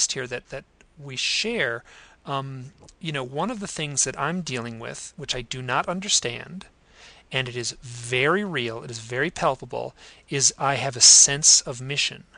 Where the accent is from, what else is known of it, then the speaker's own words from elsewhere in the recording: Idaho, United States; my hometown here in Idaho